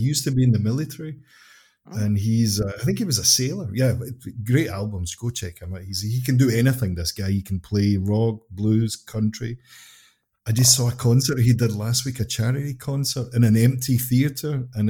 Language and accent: English; Scotland, United Kingdom; Obviously, I'm from Scotland too.